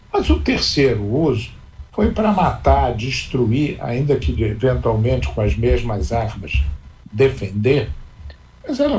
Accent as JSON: {"language": "Portuguese", "town": "Petrópolis", "region": "Rio de Janeiro", "country": "Brazil", "tie": "born or raised there", "said": "Eu escrevo há muitos anos uma crônica semanal no Jornal de Petrópolis, que é a minha terra."}